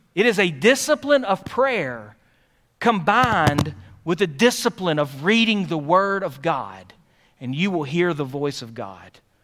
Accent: Philadelphia, Pennsylvania, United States; I grew up in Philadelphia.

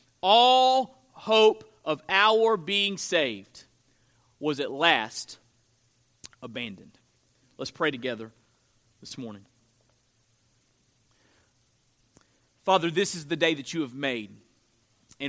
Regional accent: Florida, United States; I'm from Florida, and we live in a county that has coastal land

